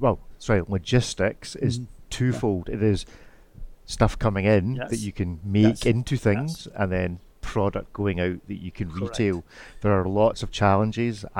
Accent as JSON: {"language": "English", "region": "Scotland", "country": "United Kingdom", "said": "a Scotsman"}